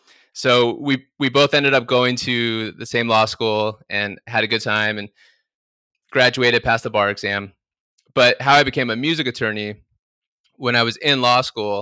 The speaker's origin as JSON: {"language": "English", "town": "Palm Desert", "region": "California", "country": "United States", "tie": "born or raised there", "said": "because I grew up out in Palm Desert by Palm Springs. And growing up, I didn't know anyone that worked in the music business."}